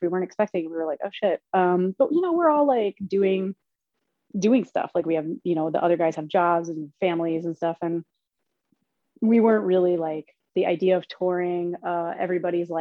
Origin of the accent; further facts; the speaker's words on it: Philadelphia, Pennsylvania, United States; moved away as an adult; I'm from Philly, but I'm not there anymore